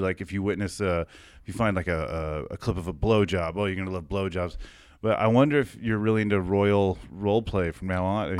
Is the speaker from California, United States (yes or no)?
yes; Chino, California, United States; also born or lived in Fresno; I moved from Fresno at four to, to Chino